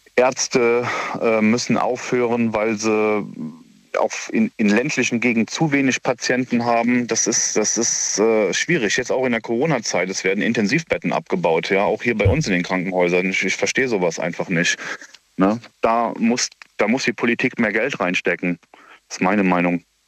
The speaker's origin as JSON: {"language": "German", "area": "near Koblenz", "region": "Rhineland-Palatinate", "country": "Germany", "said": "ich komme ja aus der Nähe von Koblenz"}